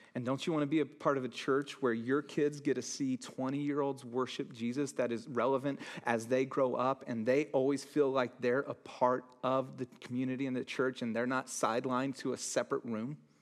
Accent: Santa Cruz, California, United States; I grew up in Santa Cruz.

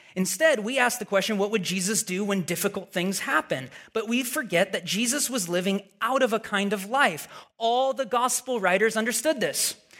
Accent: Portland, Oregon, United States; moved away as an adult; now in Redwood City, United States; we're originally from Portland, Oregon

